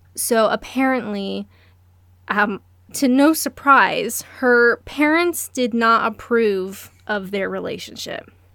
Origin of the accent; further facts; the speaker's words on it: Canada; I'm Canadian